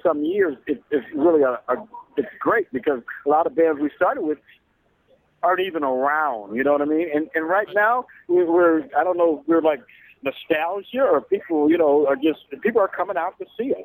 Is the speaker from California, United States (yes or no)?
yes; Los Angeles, California, United States; I'm not from Compton. Hell no. I grew up in South Central